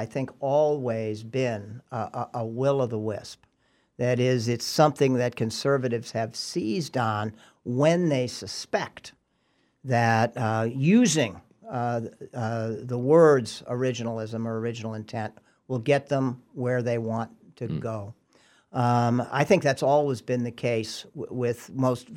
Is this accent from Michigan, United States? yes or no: no; California, United States; when I was growing up in California